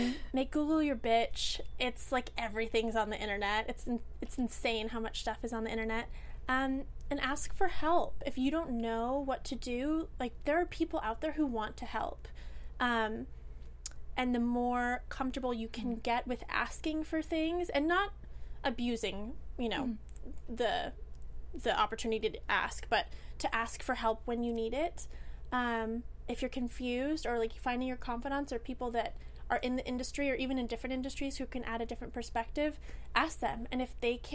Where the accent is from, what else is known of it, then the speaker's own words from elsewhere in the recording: Alameda, California, United States; moved away; my hometown, Alameda, in Northern California